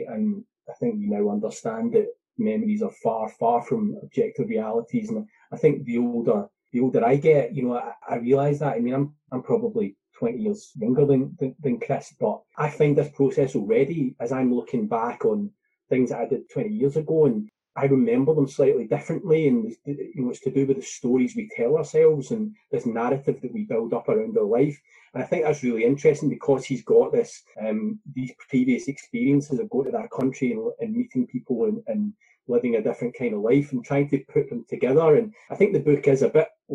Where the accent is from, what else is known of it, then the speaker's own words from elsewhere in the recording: United Kingdom; as a Brit